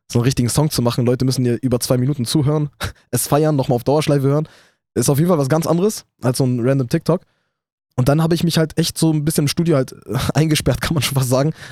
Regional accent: Iraq; Dann zwischendurch war ich sogar Nationalspieler vom Irak, also von meiner Heimat, wurde ich eingeladen.

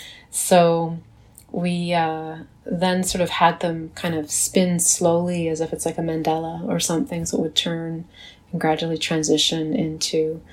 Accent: Saint John, New Brunswick, Canada; also born or lived in Fredericton, New Brunswick; now in Montreal, Canada; I grew up in St. John, New Brunswick, and Fredericton, New Brunswick, so by the Bay of Fundy. But my grandfather's community is Tyendinaga, which is in Ontario near Belleville. And I'm a member of the Tyendinaga Mohawks of the Bay of Quinte.

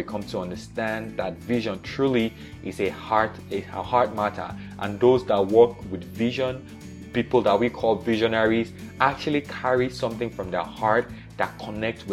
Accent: Nigeria; I was born in Nigeria in the 80s

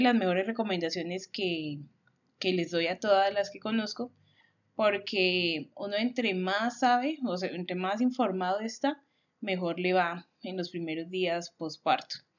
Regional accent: Colombia; nosotros somos una familia colombiana

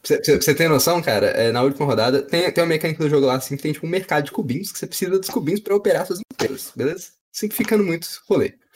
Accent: Minas Gerais, Brazil; tem trem porque a gente é mineiro

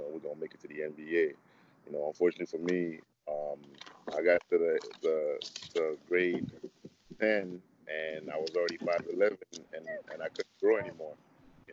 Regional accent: Mississauga, Ontario, Canada; moved away as an adult; also born or lived in Congo / Montreal, Quebec; now in Houston, United States; I was born in the Congo and then moved to Montreal around the age of 9, and then moved, like, did high school, like end of elementary school, high school, and Mississauga

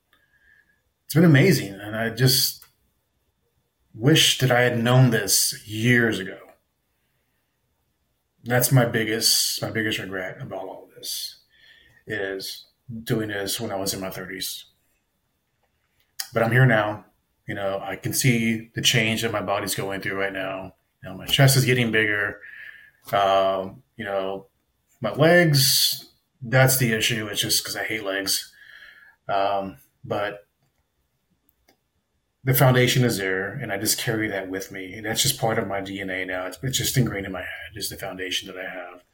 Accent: South Texas, United States; growing up in South Texas

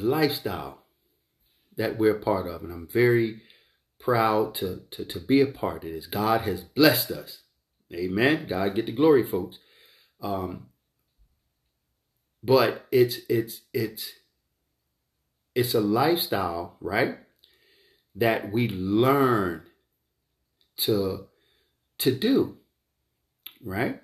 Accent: Philadelphia, Pennsylvania, United States; I grew up in North Philadelphia, Richard Island Projects.

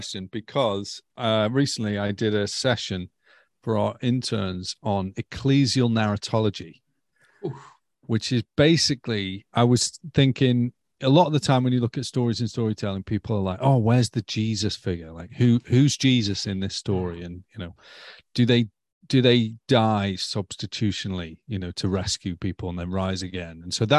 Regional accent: Stoke-on-Trent, West Midlands, United Kingdom; moved away as an adult; now in London, United Kingdom; So I am a bloke from Stoke, grew up in Stoke-on-Trent, Christian family. The house was named Narnia.

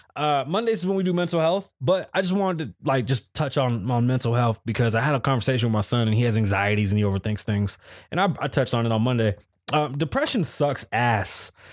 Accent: New York City, New York, United States; I'm from the Bronx

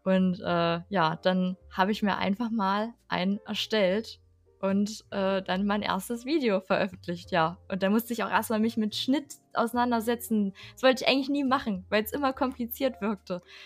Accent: Harz, Germany; ich aus dem Harz komme

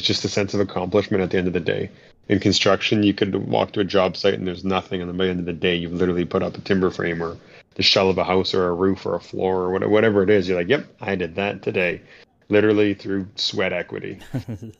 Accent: Thunder Bay, Ontario, Canada; We moved back here, and here being my hometown of Thunder Bay, which is in Northern Ontario

